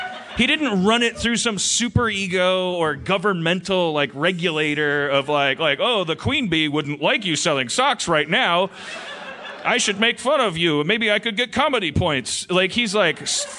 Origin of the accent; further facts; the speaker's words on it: Austin, Texas, United States; I don't even know what the city is. I've never. I'm from Austin.